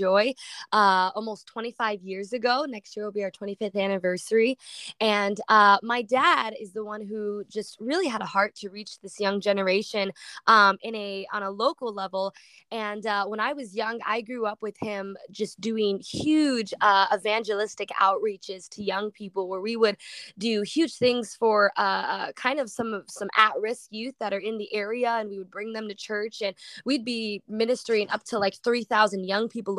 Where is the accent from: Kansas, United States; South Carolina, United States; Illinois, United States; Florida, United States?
Illinois, United States; Waukegan; I'm from Illinois, Waukegan, Illinois